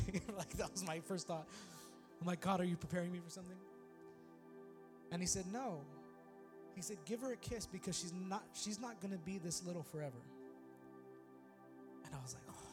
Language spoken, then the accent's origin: English; California, United States; moved away as an adult; now in Texas, United States; we're from California